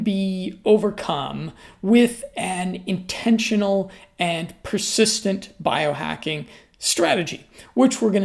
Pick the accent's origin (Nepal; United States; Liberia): United States; I'm an American